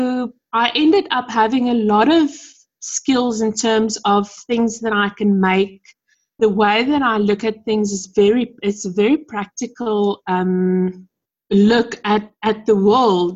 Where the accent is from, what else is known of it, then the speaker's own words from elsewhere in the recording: Pretoria, Gauteng, South Africa; I come from Pretoria. I've lived and stayed here my entire life.